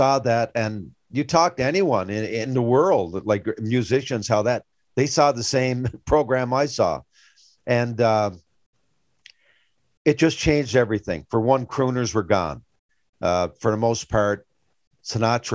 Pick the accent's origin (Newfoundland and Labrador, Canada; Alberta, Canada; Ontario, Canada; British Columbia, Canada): Newfoundland and Labrador, Canada; Grand Falls-Windsor; growing up in Grand Falls, dad never had a whole lot.